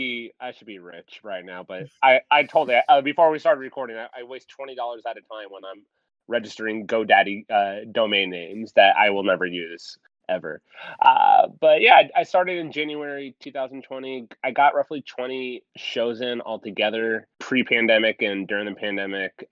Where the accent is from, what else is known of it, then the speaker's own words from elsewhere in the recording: Tampa, Florida, United States; moved away as an adult; now in Arlington, Virginia, United States; I'm currently in Arlington, Virginia, and originally from Tampa